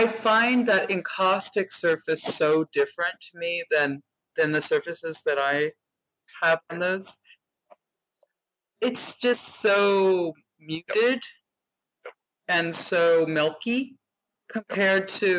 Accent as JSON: {"language": "English", "town": "Sacramento", "region": "California", "country": "United States", "tie": "born there", "said": "where she is from is also where I am from. I was born"}